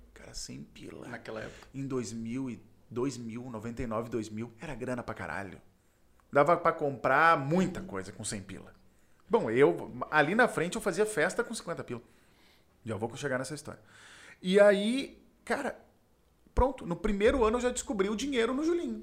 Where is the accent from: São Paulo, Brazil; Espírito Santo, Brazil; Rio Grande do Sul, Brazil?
Rio Grande do Sul, Brazil; Porto Alegre; nasci na Ípica, ali na Zona Sul, na Schneider em específico